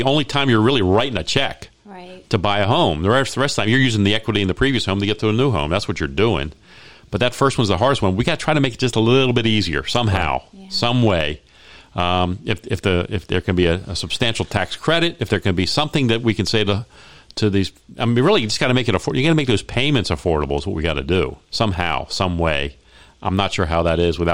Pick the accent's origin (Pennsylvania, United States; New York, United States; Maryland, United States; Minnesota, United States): Maryland, United States; Baltimore; now in Las Vegas, United States; I grew up in Baltimore